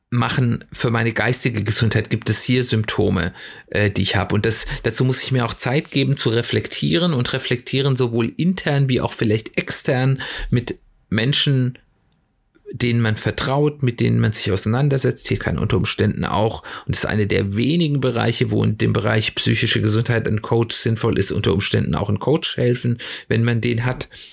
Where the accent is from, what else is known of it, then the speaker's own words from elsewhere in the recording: Germany; bei uns in Deutschland